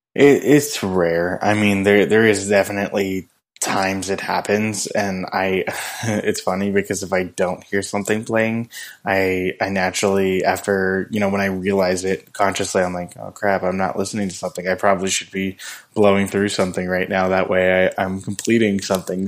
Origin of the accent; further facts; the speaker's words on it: Indian Wells, California, United States; where I grew up in Indian Wells